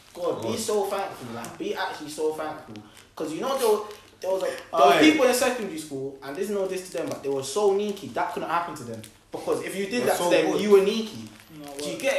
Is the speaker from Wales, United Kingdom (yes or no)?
no; London, United Kingdom; we're from South